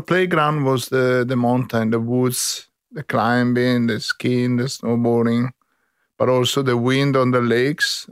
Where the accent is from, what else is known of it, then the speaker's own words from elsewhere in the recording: Brescia, Lombardy, Italy; English is a second language; moved away as an adult; now in Sydney, Australia; I come from the Alps, on the, on the Alps and Lake of Northern Italy, exactly from, uh, Brescia, on the Garda Lake.